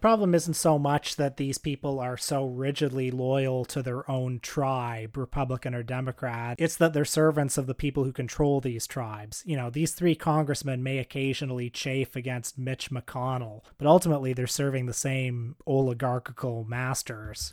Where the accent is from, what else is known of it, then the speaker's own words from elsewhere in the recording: Canada; we're Canadian